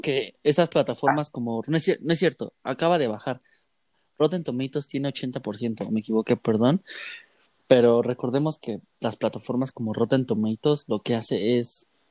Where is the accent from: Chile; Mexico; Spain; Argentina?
Mexico; nosotros como mexicanos